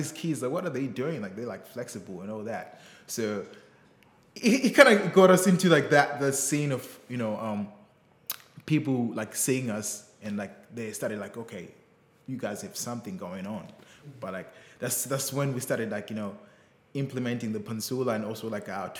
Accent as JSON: {"language": "English", "region": "Bulawayo", "country": "Zimbabwe", "tie": "born or raised there", "said": "I grew up, you know, in the townships, like the second biggest city in Zimbabwe called Bulawayo"}